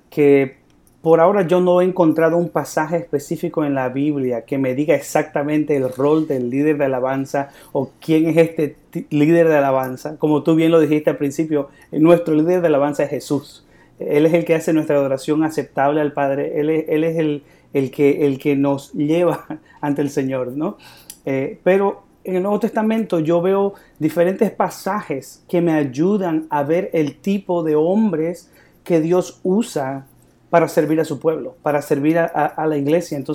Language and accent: Spanish; Bolivia; yo soy de Bolivia.